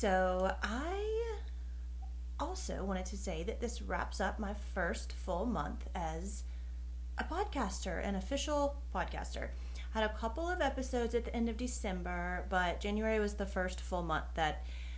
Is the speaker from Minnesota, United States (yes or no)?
no; North Carolina, United States; in the South, I'm from North Carolina, and in the South, most people talk very slowly, and I do not